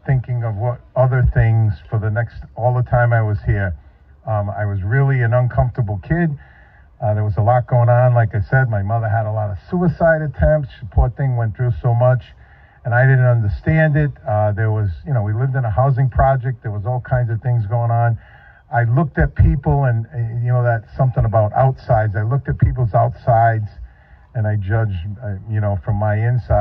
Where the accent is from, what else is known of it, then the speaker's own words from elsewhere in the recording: New England, United States; moved away as an adult; also born or lived in Northeast; I come from New England